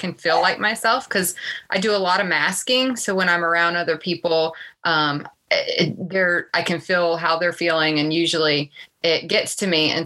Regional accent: Virginia, United States; moved away as an adult; now in Atlanta, United States; I grew up in a very small town in Virginia

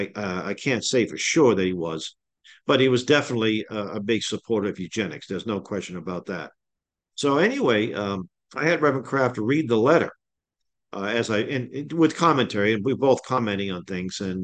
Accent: Boston, Massachusetts, United States; I grew up in the Hyde Park section of Boston.

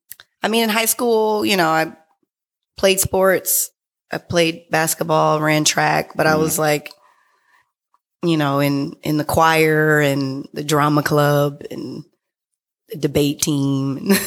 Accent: San Francisco, California, United States; also born or lived in San Diego; I was born in San Diego. I didn't spend very much time there. Mm-hmm. So I was definitely raised in San Francisco.

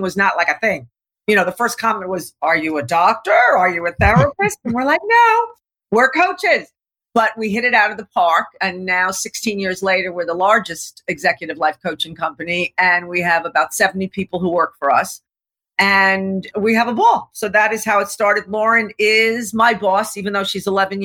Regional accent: New York, United States; also born or lived in Laguna Beach, California; I'm a New Yorker

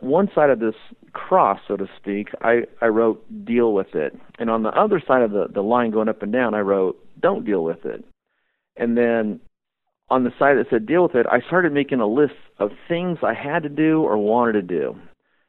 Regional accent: Albany, Oregon, United States; I grew up in Albany, Oregon, and I'd been swimming in the Kalapuya River all my life

